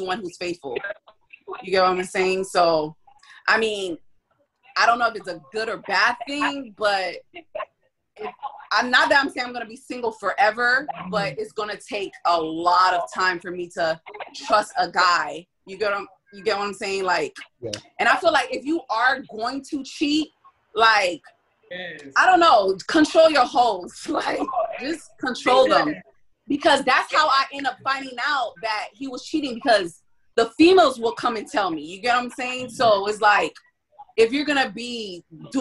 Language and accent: English; Miami, Florida, United States; I'm from Miami